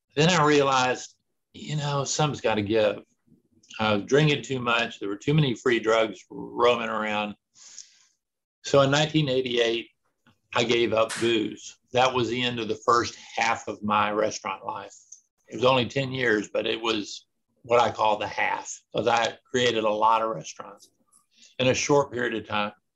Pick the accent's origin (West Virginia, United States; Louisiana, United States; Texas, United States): Texas, United States; I grew up about a mile from where I live right now. I've never lived anywhere else for any length of time